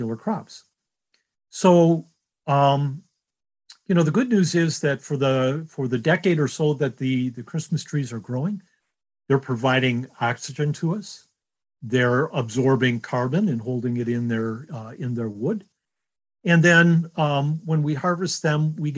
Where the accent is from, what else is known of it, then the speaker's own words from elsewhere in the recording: Detroit, Michigan, United States; growing up in Detroit, my dad on the way home from the auto factory would stop at a local lot